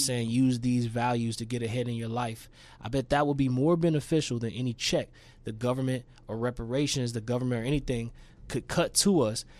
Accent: Shreveport, Louisiana, United States; also born or lived in New Orleans; I grew up in, like, the Stoner Hill Highland area, Shreveport.

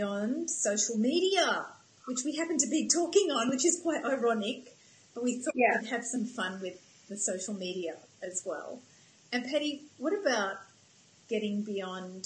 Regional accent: Australia; moved away as an adult; also born or lived in United States; I'm from Australia, but when I lived in America

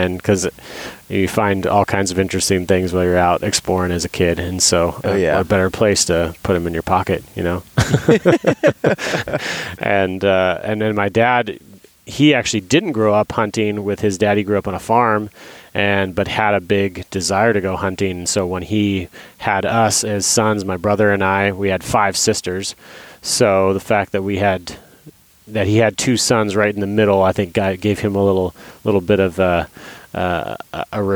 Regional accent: Idaho, United States; moved away as an adult; also born or lived in Alaska; I grew up in Idaho. I was born and raised in Idaho

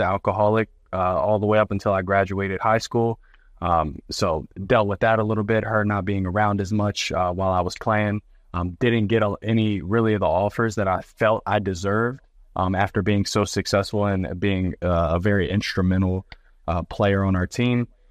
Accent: Eastern Panhandle, West Virginia, United States; I grew up in the Eastern Panhandle, West Virginia.

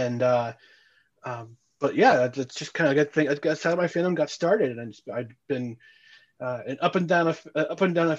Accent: New Jersey, United States; now in Albany, United States; I'm originally from New Jersey.

